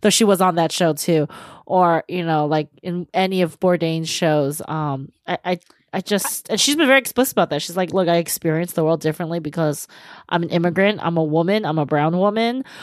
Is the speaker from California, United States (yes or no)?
yes; San Gabriel Valley, California, United States; moved away as an adult; I moved away from the San Gabriel Valley for college